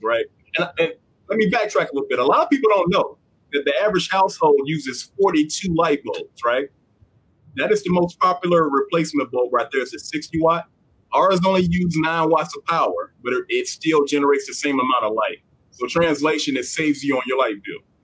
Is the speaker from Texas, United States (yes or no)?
no; Southern Arkansas, United States; I grew up in Southern Arkansas